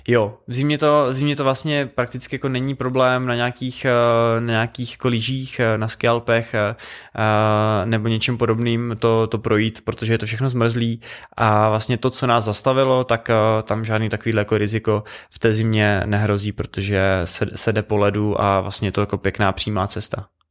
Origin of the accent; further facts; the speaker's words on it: Czechia; jako dva Češi